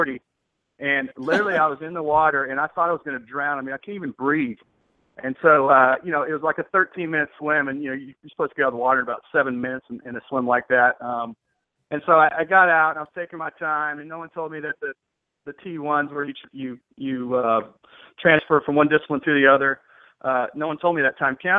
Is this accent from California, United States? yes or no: no; Texas, United States; I'm from Texas, so I drink Bud Light